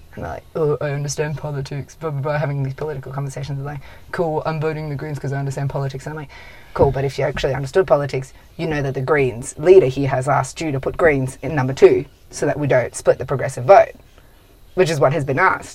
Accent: near Broome, Kimberley, Western Australia, Australia; where i'm from that's what it's like i'm from Winawal, just north of broome

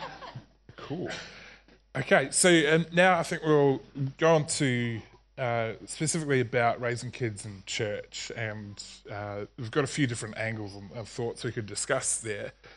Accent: New Zealand; I grew up in New Zealand

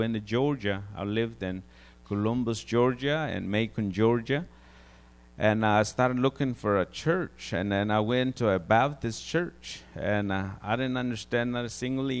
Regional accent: Guatemala; moved away; I grew up in Guatemala

